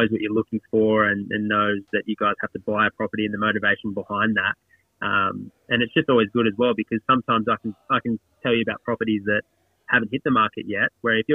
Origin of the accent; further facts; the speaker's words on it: Australia; I've lived on the coast pretty much all my life. Got family, friends around here. I've been growing up around the area since I was born, really.